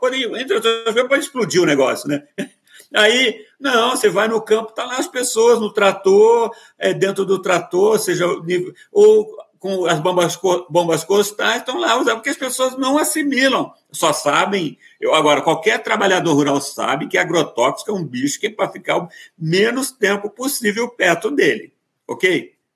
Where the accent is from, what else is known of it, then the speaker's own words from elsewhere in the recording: interior of Paraná, Brazil; moved away; eu estou aqui no interior do Paraná, onde eu onde eu nasci